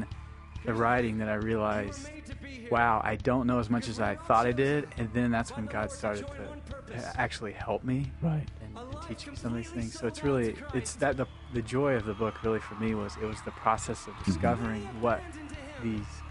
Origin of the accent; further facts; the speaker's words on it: Nashville, Tennessee, United States; I grew up in Tennessee, which is the heart of the Bible Belt in Nashville